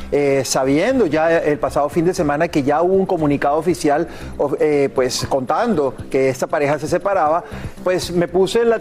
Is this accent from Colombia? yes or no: yes; Colombia; ustedes saben que yo soy colombiano como